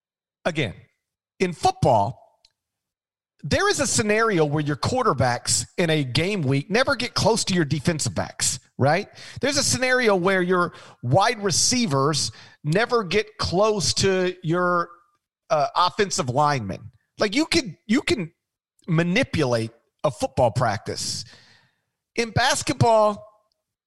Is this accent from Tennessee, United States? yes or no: yes; Memphis, Tennessee, United States; my hometown